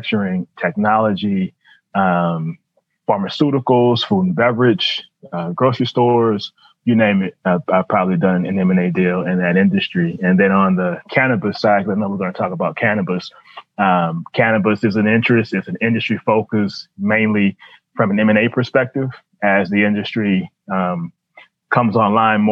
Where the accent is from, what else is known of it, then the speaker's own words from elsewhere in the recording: New Orleans, Louisiana, United States; moved away as an adult; also born or lived in Dallas; now in Washington, D.C., United States; So I grew up in New Orleans, New Orleans kid, New Orleans public school kid